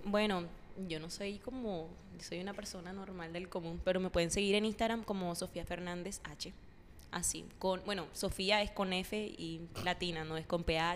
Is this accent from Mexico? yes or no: no; Córdoba, Colombia; moved away as an adult; now in Barranquilla, Colombia; yo no soy de aquí, ustedes saben, yo soy de Córdoba, yo vengo de un pueblo